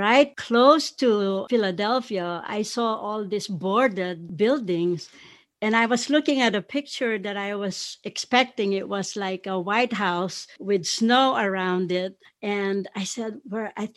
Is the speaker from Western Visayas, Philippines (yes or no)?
no; Pampanga, Central Luzon, Philippines; now in United States; I grew up in Pampanga, which is about 30 minutes from Clark Air Base